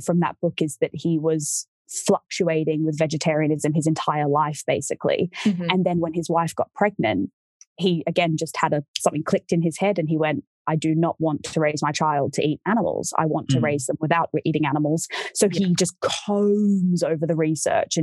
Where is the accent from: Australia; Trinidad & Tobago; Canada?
Australia; I'm from Australia.